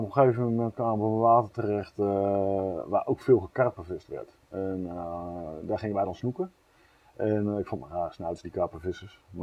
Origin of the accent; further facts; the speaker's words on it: near Groningen, Netherlands; also born or lived in Eindhoven; En ik ben opgegroeid onder de Groningen.